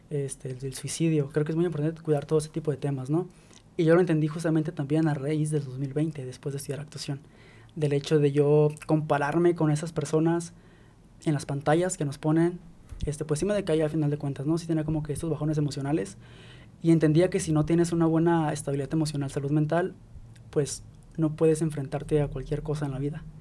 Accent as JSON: {"language": "Spanish", "country": "Mexico", "said": "somos mexicanos"}